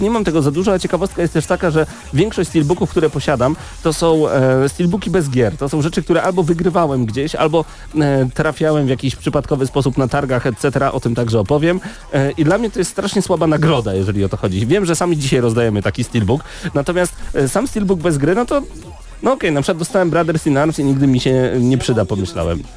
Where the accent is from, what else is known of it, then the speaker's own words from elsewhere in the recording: Poland; jestem z Polski